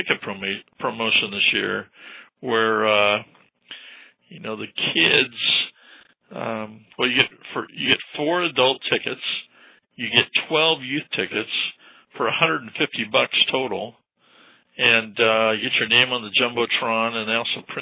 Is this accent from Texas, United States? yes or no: no; Southern California, United States; I grew up in Southern California